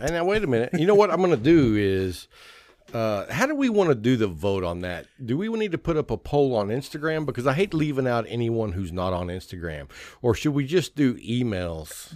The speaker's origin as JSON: {"language": "English", "town": "Lubbock", "region": "Texas", "country": "United States", "tie": "born or raised there", "said": "I grew up in Lubbock, Texas"}